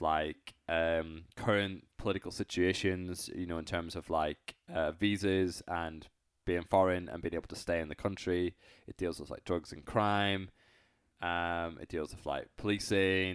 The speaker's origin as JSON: {"language": "English", "country": "United Kingdom", "said": "I'm British"}